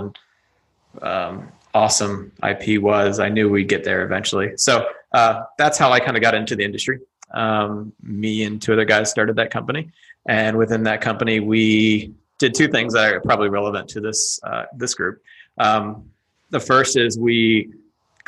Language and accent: English; Austin, Texas, United States; I'm sitting in my hometown of Austin, Texas